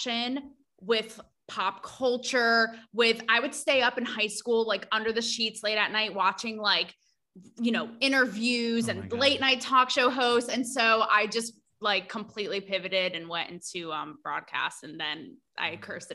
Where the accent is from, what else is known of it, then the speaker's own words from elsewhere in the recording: New Fairfield, Connecticut, United States; moved away as an adult; also born or lived in Los Angeles / Pennsylvania; I went to New Fairfield High School and then I went to Penn State